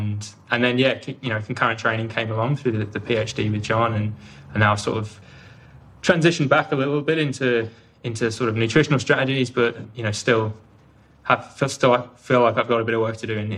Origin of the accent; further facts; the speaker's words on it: Leighton Buzzard, East of England, United Kingdom; now in Australia; Well, I'm originally from the UK. Hopefully you can still hear from my accent. I often get pulled up by friends and family that I'm sounding more Aussie every time I call home. But I'm from Leighton Buzzard in Bedfordshire